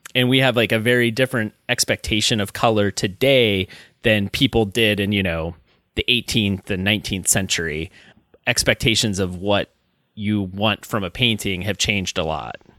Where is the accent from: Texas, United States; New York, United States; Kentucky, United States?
Kentucky, United States; Alexandria; I grew up in Northern Kentucky